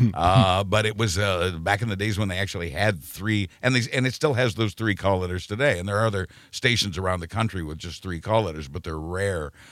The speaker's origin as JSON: {"language": "English", "town": "Wichita", "region": "Kansas", "country": "United States", "tie": "born or raised there", "moved": "as an adult", "said": "I was born and raised in Wichita, Kansas"}